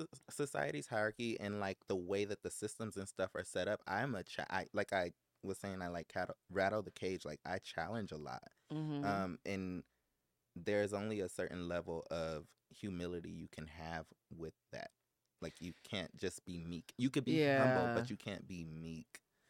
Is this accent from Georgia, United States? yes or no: no; Los Angeles, California, United States; I'm from South Central Los Angeles. I grew up in the jungle.